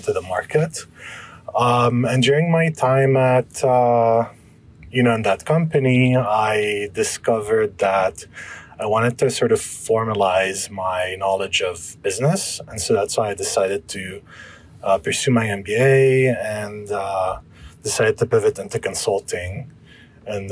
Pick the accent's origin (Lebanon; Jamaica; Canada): Lebanon; moved away; I'm originally from Lebanon.